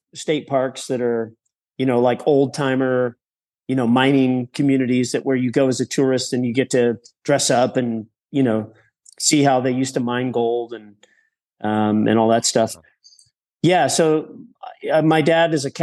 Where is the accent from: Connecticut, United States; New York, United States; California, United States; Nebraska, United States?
California, United States; Northern; I grew up in a small town in Northern California on a cattle ranch